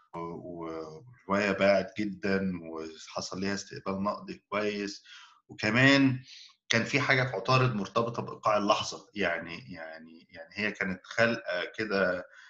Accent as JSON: {"language": "Arabic", "country": "Egypt", "tie": "born or raised there", "said": "احنا اتربينا في مصر"}